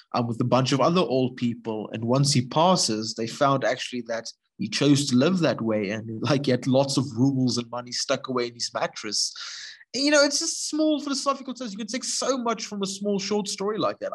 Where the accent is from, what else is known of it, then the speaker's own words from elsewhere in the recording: Gordon's Bay, Western Cape, South Africa; my hometown in Gordons Bay